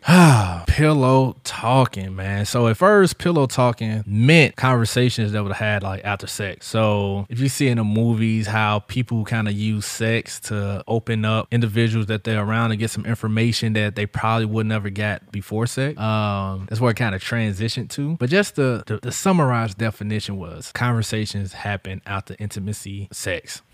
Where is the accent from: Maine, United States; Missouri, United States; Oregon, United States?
Missouri, United States; St. Louis; now in Central Florida, United States; my hometown in Saint Louis